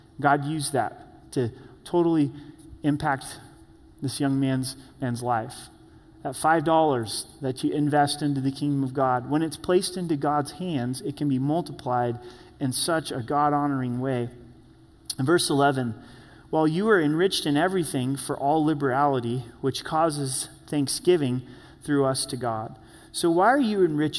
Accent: Grants Pass, Oregon, United States; I was born and raised in Grants Pass, Oregon

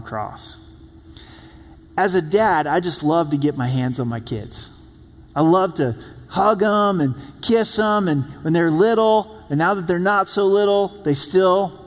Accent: Oregon, United States; moved away; I'm from the Promised Land, which is Oregon

